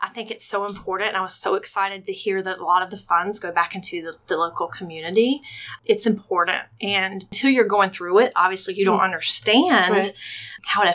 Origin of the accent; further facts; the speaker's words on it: Rincon, Georgia, United States; also born or lived in Savannah, Georgia; I grew up in Rankin, Georgia. Simple girl right here from Savannah, Georgia